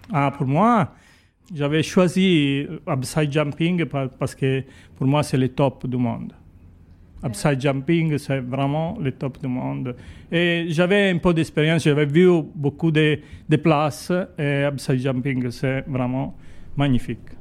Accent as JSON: {"language": "French", "country": "Italy", "second_language": "French", "said": "je suis italienne, je suis chef de piste ici à, à Grimaud"}